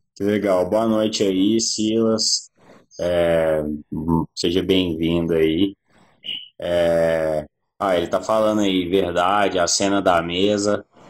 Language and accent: Portuguese; Belo Horizonte, Minas Gerais, Brazil; eu sou de Belo Horizonte